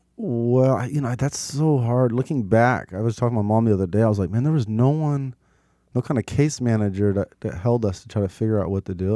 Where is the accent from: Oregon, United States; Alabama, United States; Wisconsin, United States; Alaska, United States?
Oregon, United States; Portland; I grew up in North and Northeast Portland